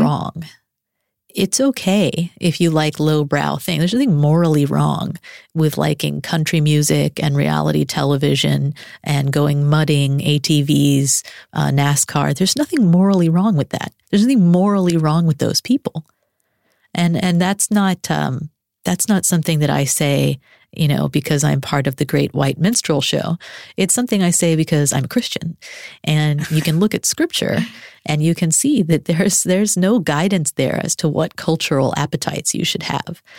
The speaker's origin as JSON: {"language": "English", "town": "Arlington", "region": "Texas", "country": "United States", "tie": "born or raised there", "moved": "as an adult", "said": "Born and raised in Arlington, Texas."}